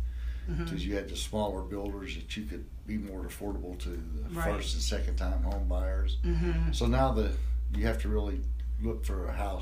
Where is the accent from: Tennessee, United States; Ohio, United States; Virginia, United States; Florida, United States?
Ohio, United States; New Miami; also born or lived in Hamilton, Ohio / Seven Mile, Ohio; Born and raised in New Miami. I moved to Hamilton probably in the late 90s.